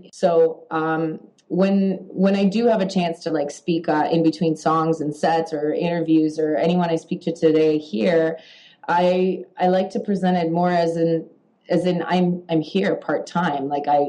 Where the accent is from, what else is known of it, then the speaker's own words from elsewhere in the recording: Toronto, Ontario, Canada; also born or lived in Poland; Growing up, especially in Canada, as a child who was an immigrant, because I did immigrate to Canada when I was 6 years old, I always felt that I was different.